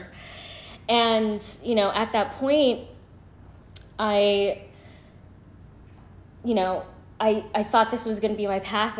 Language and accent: English; San Francisco, California, United States; I was born and raised in San Francisco. I still currently reside in San Francisco